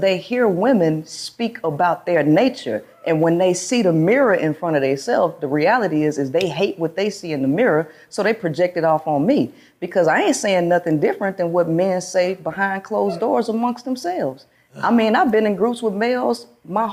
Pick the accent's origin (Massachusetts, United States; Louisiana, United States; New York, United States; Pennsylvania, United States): Louisiana, United States; Shreveport; moved away as an adult; also born or lived in South Carolina; now in Houston, United States; I'm originally from Shreveport, Louisiana. I grew up there. And then I moved out to Houston back in 2012.